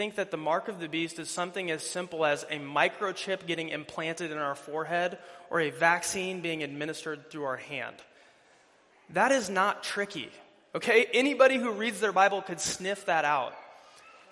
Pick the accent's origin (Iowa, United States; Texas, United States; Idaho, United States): Iowa, United States; Fort Dodge; moved away; I'm originally from the Fort Dodge area